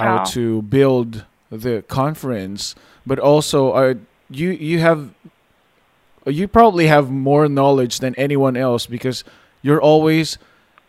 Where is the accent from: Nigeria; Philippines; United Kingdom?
Philippines; I'm Filipino